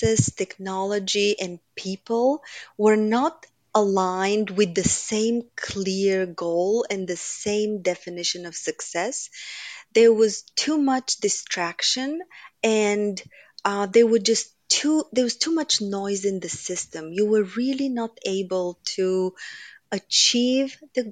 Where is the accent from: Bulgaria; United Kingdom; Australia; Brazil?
Bulgaria; moved away as an adult; now in United States; I grew up in Bulgaria during communism